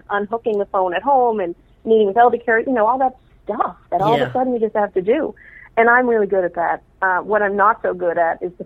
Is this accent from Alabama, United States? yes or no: no; Dedham, Massachusetts, United States; I grew up outside of Boston in a town called Dedham